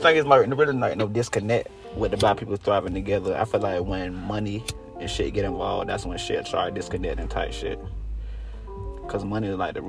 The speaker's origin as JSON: {"language": "English", "town": "Jacksonville", "region": "Florida", "country": "United States", "said": "I'm from Jacksonville, Florida."}